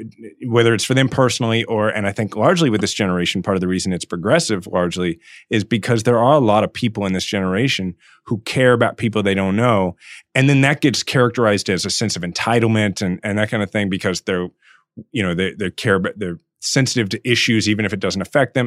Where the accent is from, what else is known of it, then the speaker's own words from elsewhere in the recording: Kansas City, Missouri, United States; mayor of my hometown